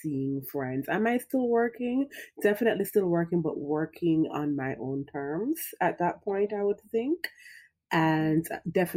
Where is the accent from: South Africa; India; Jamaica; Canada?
Jamaica; We're both Jamaican mamas and we have Jamaican moms.